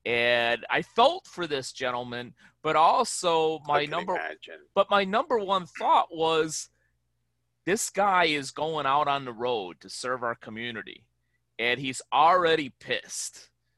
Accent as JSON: {"language": "English", "town": "Chicago", "region": "Illinois", "country": "United States", "tie": "born or raised there", "said": "You know, in my hometown of Chicago, you know, we call those people jagoffs."}